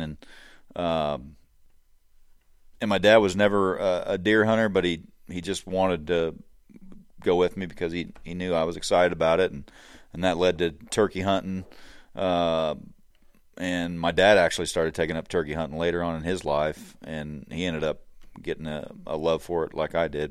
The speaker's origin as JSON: {"language": "English", "area": "Hancock County", "region": "Illinois", "country": "United States", "tie": "born or raised there", "said": "I grew up here in Hancock County, uh, grew up on a farm"}